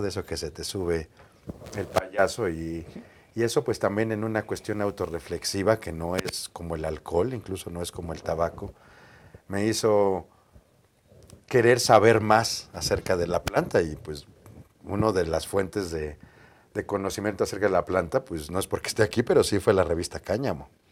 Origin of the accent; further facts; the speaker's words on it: Mexico City, Mexico; Yo nací aquí en la Ciudad de México